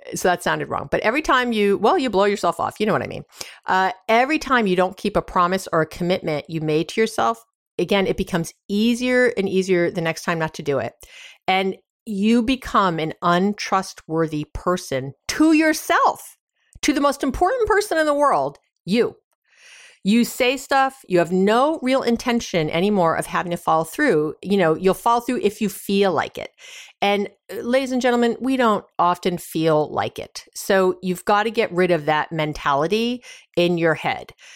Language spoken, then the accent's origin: English; New York, United States; I'm from New York